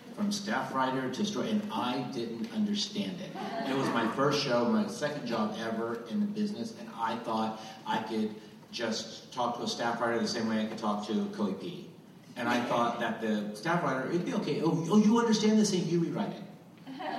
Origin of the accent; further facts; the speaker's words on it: Goose Creek, North Carolina, United States; I was sort of the poor kid that grew up on the wrong side of the creek. That, I'm from Goose Creek, North Carolina